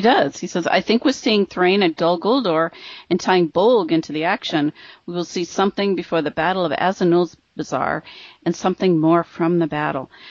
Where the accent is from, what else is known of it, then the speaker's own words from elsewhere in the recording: Midwest, United States; accent: Midwestern; my Midwestern accent